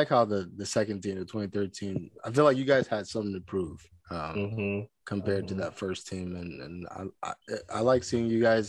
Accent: United States; We're all American here, you know what I'm saying?

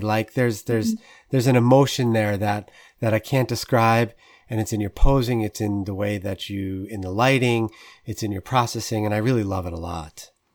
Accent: New York suburbs, United States; as a kid growing up in the New York suburbs

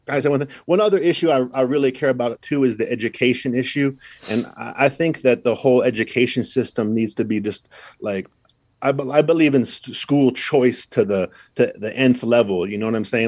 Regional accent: Idaho, United States; moved away; also born or lived in Los Angeles; I'm from Idaho. I'm living in L

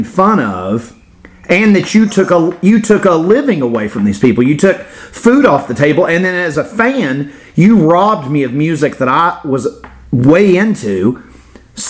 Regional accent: Florida, United States; I grew up in Florida

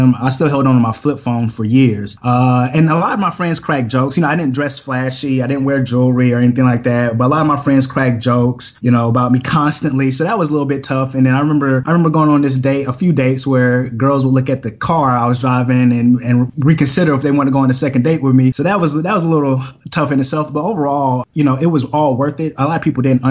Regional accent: Atlanta, Georgia, United States; I'm from Atlanta, Georgia, born and raised.

